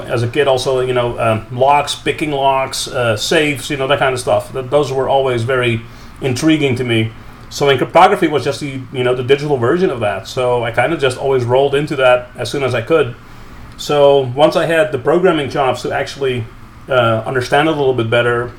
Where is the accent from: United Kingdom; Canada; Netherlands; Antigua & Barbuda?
Netherlands; I grew up in the Netherlands